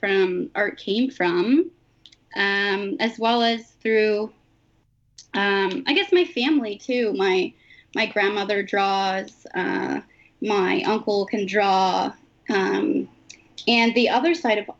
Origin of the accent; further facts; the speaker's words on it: Mnjikaning First Nation, Ontario, Canada; now in Toronto, Canada; I'm from the Minjikining First Nation, or Williams Treaty Territory